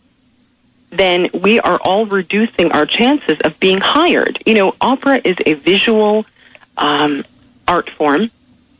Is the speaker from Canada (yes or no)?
yes; Canada; moved away; also born or lived in Philadelphia; I am from Canada, and which is the country I love very much